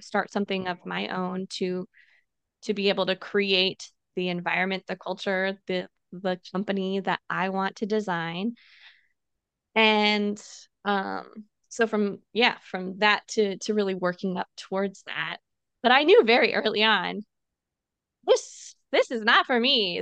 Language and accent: English; Illinois, United States; moved away as an adult; now in San Diego, United States; I grew up in Illinois